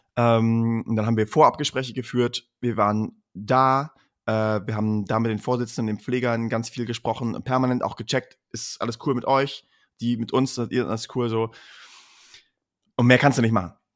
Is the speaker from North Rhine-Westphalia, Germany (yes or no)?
yes; Münster, North Rhine-Westphalia, Germany; wir sind aus Münster